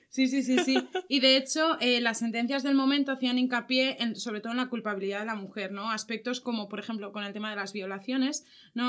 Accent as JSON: {"language": "Spanish", "town": "Valencia", "region": "Valencian Community", "country": "Spain", "said": "nosotras somos de Valencia"}